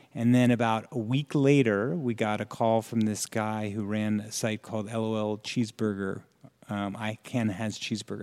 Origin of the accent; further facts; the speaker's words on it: Florham Park, New Jersey, United States; I'm from New Jersey. So, I grew up in a very